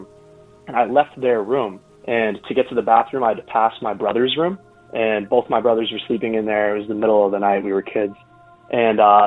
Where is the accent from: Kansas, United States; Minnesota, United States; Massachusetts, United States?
Massachusetts, United States; Arlington; I'm from a small town outside of Boston called Arlington. It's about 7 miles outside of Boston. So it's a small duplex that we grew up